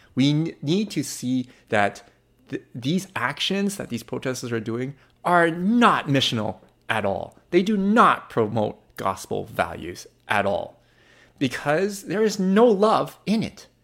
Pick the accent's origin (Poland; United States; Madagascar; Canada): Canada; also born or lived in Burnaby, British Columbia; I am in a Canadian and I live in Vancouver, British Columbia. Well, Burnaby, British Columbia